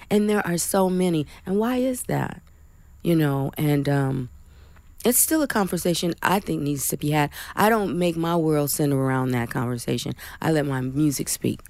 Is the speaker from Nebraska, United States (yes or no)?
no; Flint, Michigan, United States; my hometown, Flint, Michigan